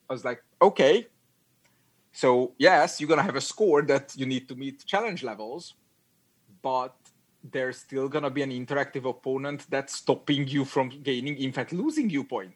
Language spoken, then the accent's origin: English; Hungary; English is a second language; moved away as an adult; also born or lived in United Kingdom; now in Netherlands; I'm I'm from Hungary.